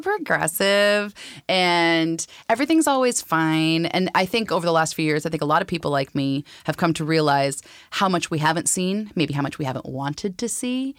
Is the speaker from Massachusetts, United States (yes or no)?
no; Pierce County, Washington, United States; growing up in Pierce County